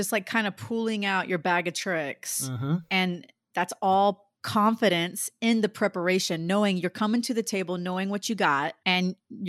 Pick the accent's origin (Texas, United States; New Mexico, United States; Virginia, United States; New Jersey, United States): Texas, United States; Dallas; Like to me, growing up in Dallas, I auditioned for Mickey Mouse Club when I was like in seventh grade and actually got kind of far.